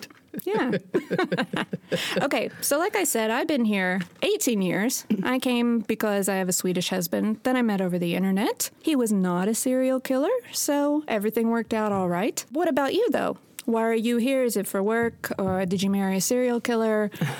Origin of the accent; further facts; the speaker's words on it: Houston, Texas, United States; moved away as an adult; now in Sweden; I'm from Texas, right outside of Houston. I've been here for 18 years.